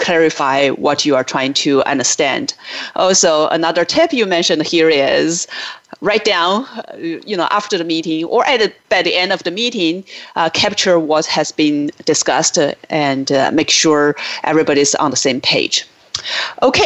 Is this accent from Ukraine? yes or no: no; China; moved away as an adult; now in United States; I grew up in China, but I lived in the U.S. for 20 years now.